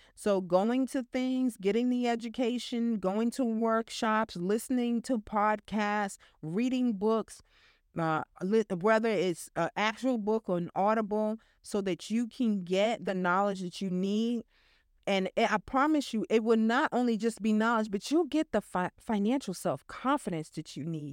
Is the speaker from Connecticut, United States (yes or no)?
no; New York, United States; I'm a New Yorker